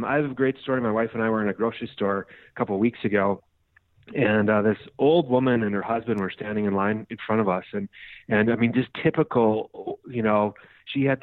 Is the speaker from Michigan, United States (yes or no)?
no; Minnesota, United States; now in Scottsdale, United States; I grew up in Minnesota. I now live in Scottsdale, Arizona